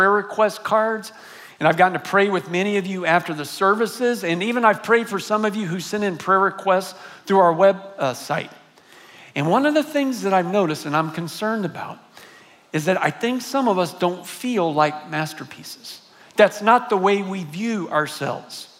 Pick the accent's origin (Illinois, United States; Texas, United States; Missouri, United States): Texas, United States; San Antonio; I grew up here in San Antonio. I'm a graduate of John Marshall High School